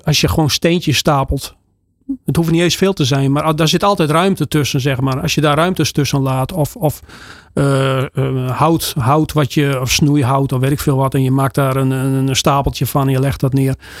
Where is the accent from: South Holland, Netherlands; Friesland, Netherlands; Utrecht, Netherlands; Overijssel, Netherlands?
Friesland, Netherlands; Want bij ons in Friesland